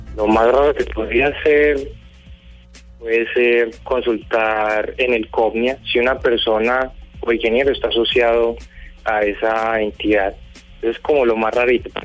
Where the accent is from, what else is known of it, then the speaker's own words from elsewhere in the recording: Colombia; yo como ciudadano colombiano